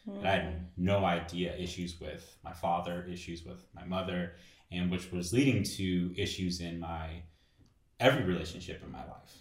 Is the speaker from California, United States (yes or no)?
yes; Los Angeles, California, United States; born and raised in Los Angeles